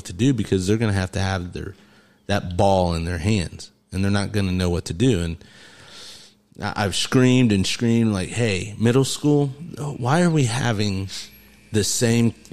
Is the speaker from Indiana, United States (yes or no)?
yes; Mississinewa area, Indiana, United States; we grew up over here in Mississinewall